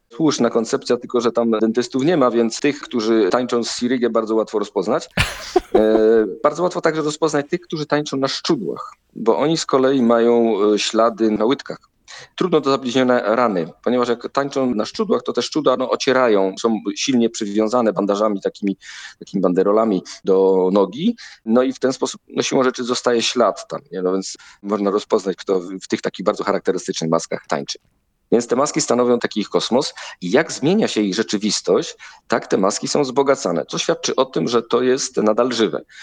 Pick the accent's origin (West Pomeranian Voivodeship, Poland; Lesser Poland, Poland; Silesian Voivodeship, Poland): Silesian Voivodeship, Poland; ja jestem ze Śląska, no więc ta Śląszczyzna ze mnie zawsze wychodzi.